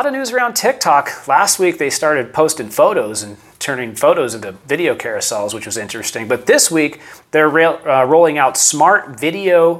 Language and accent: English; San Diego, California, United States; I am a San Diego native, born and raised. Didn't move to San Diego. I'm from San Diego